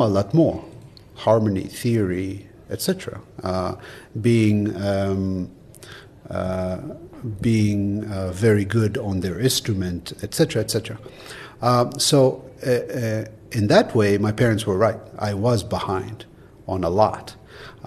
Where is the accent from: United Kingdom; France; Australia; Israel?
Israel; moved away; I grew up in Israel, to where they immigrated in the late 60s.